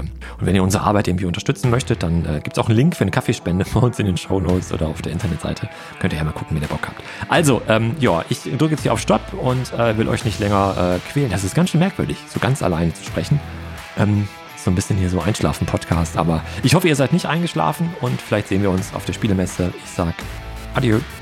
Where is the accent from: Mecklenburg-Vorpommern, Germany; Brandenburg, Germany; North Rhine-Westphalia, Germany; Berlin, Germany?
North Rhine-Westphalia, Germany; Ruhr area; moved away; meine alte Heimat, das Ruhrgebiet